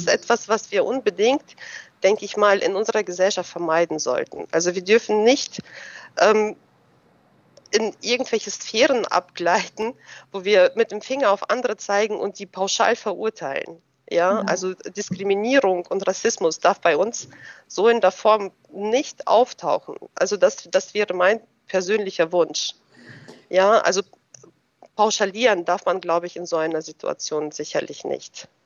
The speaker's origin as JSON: {"language": "German", "country": "Germany", "tie": "born or raised there", "also_born_or_lived": "Russia", "said": "ich bin ähm, 81 in Russland geboren. Damals war es ja noch die ähm, Sowjetunion, aber auf dem Gebiet äh, des heutigen Russlands. Und ähm, wir sind 1991 hier nach Deutschland rübergekommen als ähm, ja, Deutschstämmige. Und gut. Da war ich zehn Jahre alt, bin natürlich hier zur Schule gegangen"}